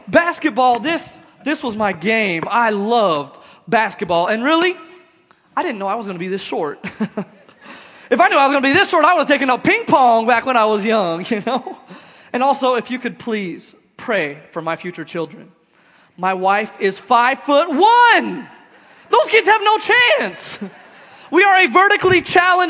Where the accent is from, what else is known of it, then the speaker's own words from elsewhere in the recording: Nebraska, United States; now in Oklahoma City, United States; I was born and raised in Nebraska